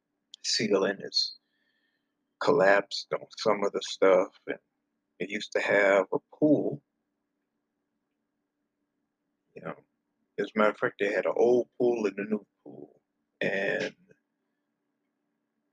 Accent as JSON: {"language": "English", "town": "Flint", "region": "Michigan", "country": "United States", "tie": "born or raised there", "said": "I am originally from Flint, Michigan."}